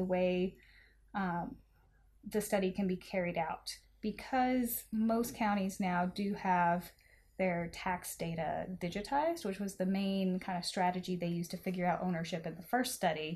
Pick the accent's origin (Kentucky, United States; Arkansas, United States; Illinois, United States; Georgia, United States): Arkansas, United States; I am from the Mississippi Delta region of Northeast Arkansas